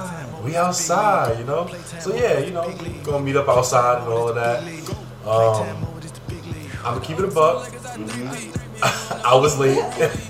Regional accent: New York, United States; So I know how New York is. I'm a New Yorker.

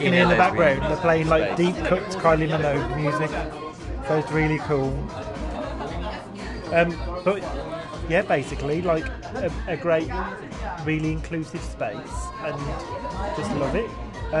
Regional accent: Japan; And it makes me feel really privileged to have this freedom in my home country.

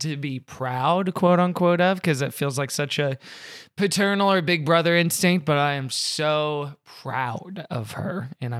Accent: Houston, Texas, United States; now in Los Angeles, United States; I'm from Houston. I went to school in Austin for a few years. So I know queso.

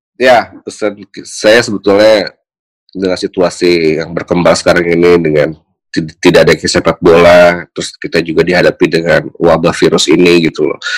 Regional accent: Tangerang, Banten, Indonesia; saya lahir besar di Tangerang

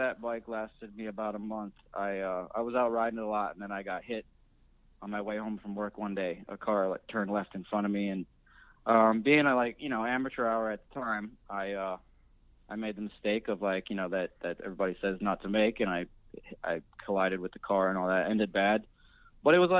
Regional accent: Rochester, New York, United States; also born or lived in Southern California; now in Philadelphia, United States; I came here by way of Southern California, but actually grew up in upstate New York in a city called Rochester.

